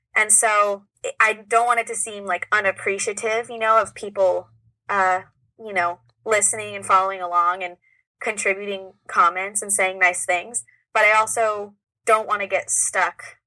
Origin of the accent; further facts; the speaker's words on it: Orange County, California, United States; I am from about an hour away in Orange County.